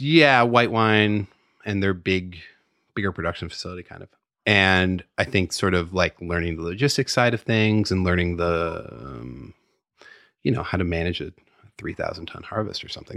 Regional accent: San Francisco, California, United States; also born or lived in Petaluma; I grew up in San Francisco and then, uh, moved up to Petaluma when I was, I don't know, ten, eleven, something like that.

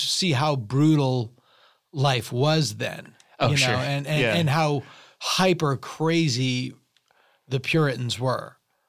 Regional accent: Massachusetts, United States; Yeah, I was. It wasn't up to Salem.

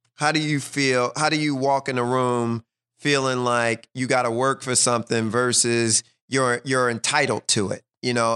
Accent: Philadelphia, Pennsylvania, United States; we come from West Philly, um, in our neighborhood, you, you, you went to sleep the gunshots

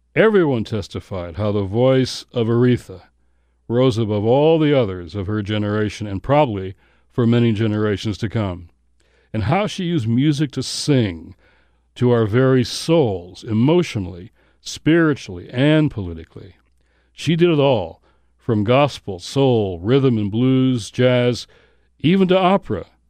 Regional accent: Detroit, Michigan, United States; I grew up in Motown

